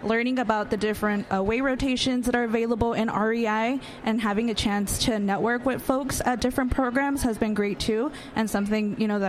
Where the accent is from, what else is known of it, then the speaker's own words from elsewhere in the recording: Los Angeles, California, United States; I'm also from Los Angeles, specifically the Hollywood Koreatown area, which I reside currently.